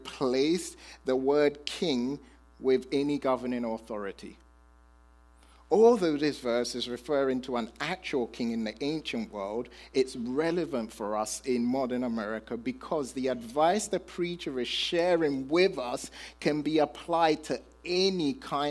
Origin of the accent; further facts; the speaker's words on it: United Kingdom; I'm British